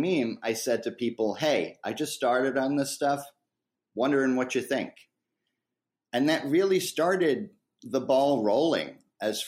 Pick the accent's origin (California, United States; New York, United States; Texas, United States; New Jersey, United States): New York, United States; where I come from is New York in the good old US